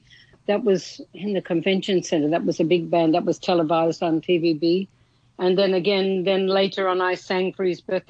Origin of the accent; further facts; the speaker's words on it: Australia; moved away as an adult; also born or lived in Manila, Philippines; now in Hong Kong; I'm from Australia, but I was in Manila performing